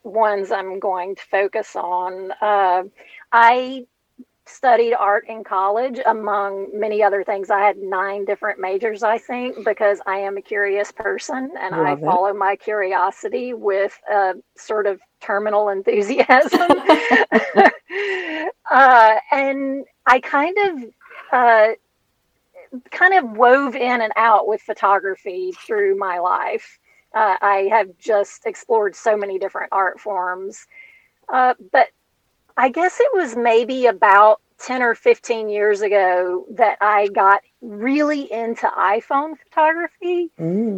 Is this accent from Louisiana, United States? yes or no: yes; Louisiana, United States; I was nine, and I'm from Louisiana